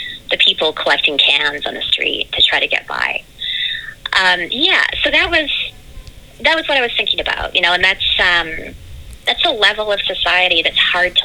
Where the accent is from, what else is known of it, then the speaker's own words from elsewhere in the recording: Canada; now in New York City, United States; We're both from Canada